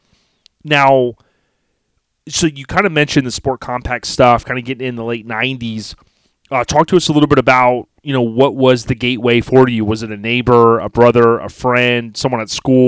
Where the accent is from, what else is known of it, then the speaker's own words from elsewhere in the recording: Florida, United States; I was born and raised in Florida